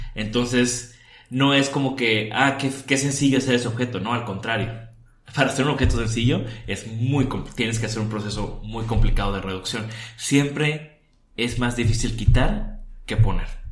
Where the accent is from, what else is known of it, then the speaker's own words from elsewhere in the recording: Tampico, Tamaulipas, Mexico; Yo soy de Tampico, ahí crecí